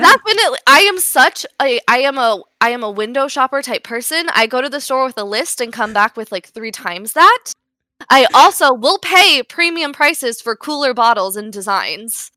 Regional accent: Las Vegas, Nevada, United States; I'm obviously from Las Vegas, so both of my parents work in, they, they have worked in, on the Las Vegas Strip

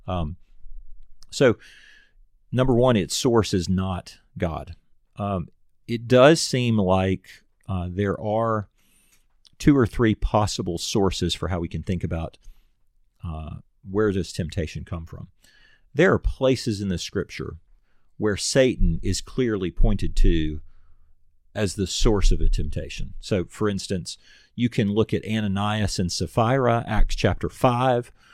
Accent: United States; as an American

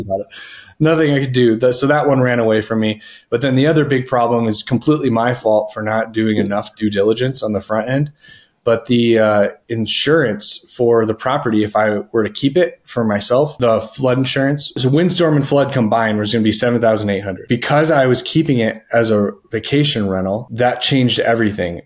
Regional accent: Denver, Colorado, United States; I am from Denver, Colorado

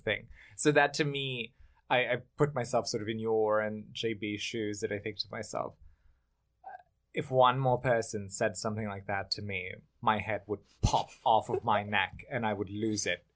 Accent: Germany; moved away as an adult; also born or lived in Bosnia; now in New York City, United States; I grew up in Germany. I'm from Bosnia

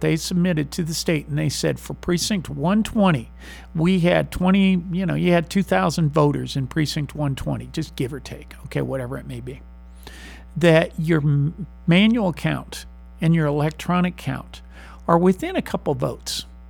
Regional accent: San Marcos, Texas, United States; I'm not from Missouri. I'm from Texas. I'm from San Marcos

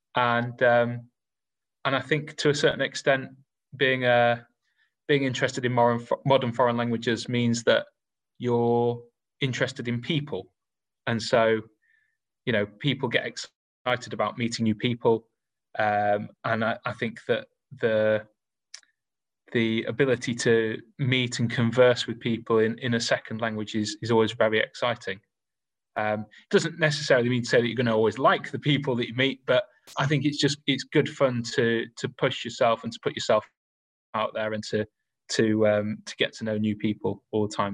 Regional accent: Rotherham, Yorkshire and the Humber, United Kingdom; I grew up in South Yorkshire. Uh, I went to a comprehensive school in Rotherham.

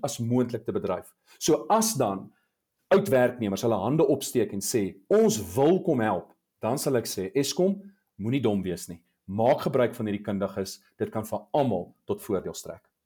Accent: South Africa

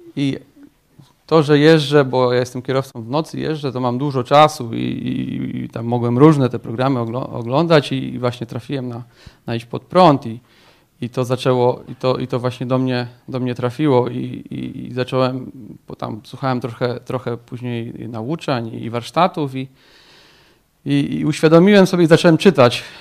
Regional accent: Tomaszów Mazowiecki, Łódź Voivodeship, Poland; Pochodzę ogólnie z Tomaszowa Mazowieckiego

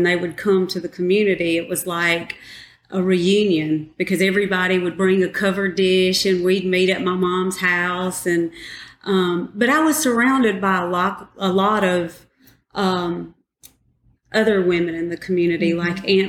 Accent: Poarch, Alabama, United States; I lived in the core of the Poarch Creek community, surrounded by my aunt, my uncle, John Arthur.

